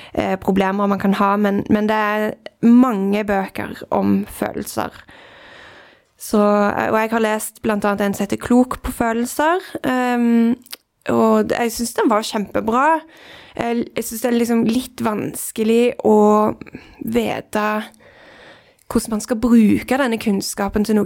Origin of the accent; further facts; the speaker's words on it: Norway; jeg er født i Norge